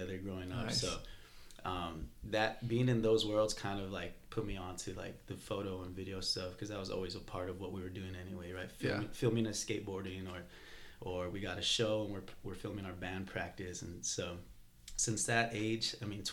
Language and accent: English; El Paso, Texas, United States; moved away as an adult; also born or lived in New Mexico; now in Austin, United States; I grew up in El Paso, Texas